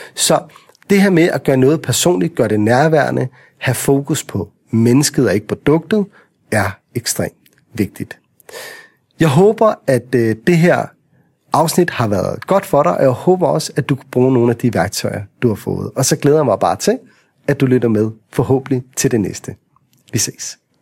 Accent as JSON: {"language": "Danish", "area": "Vestegnen", "region": "Capital Region of Denmark", "country": "Denmark", "said": "når vi er fra Vestegnen"}